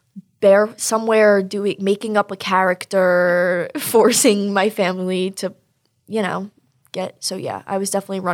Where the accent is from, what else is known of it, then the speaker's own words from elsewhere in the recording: Long Island, New York, United States; I'm from Long Island also